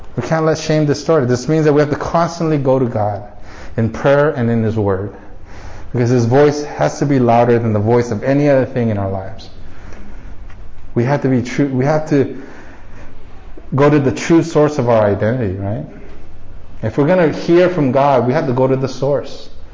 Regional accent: United States; growing up as Asian American in a predominantly white neighborhood in America

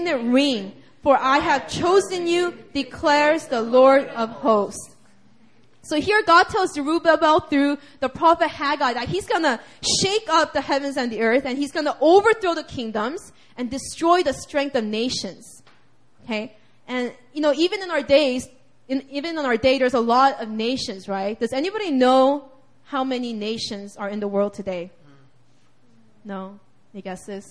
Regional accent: United States; I'm from the United States of America. I'm a U.S. citizen

